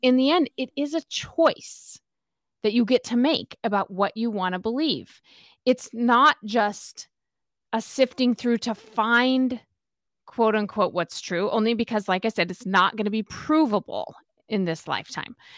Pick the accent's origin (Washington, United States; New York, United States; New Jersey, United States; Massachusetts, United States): Washington, United States; Spokane; moved away as an adult; also born or lived in Utah / California; I grew up in Spokane, Washington